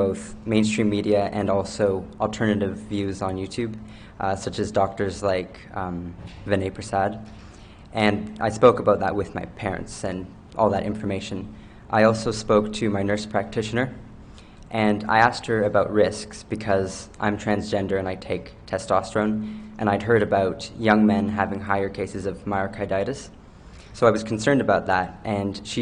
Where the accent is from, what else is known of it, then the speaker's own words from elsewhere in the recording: New Brunswick, Canada; I'm 18 years old. I'm from Bayvert, New Brunswick